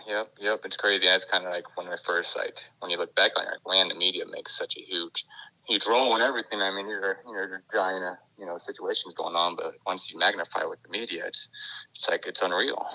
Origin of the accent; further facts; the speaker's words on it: California, United States; also born or lived in Texas; I grew up in California until I was about you know 10 or 11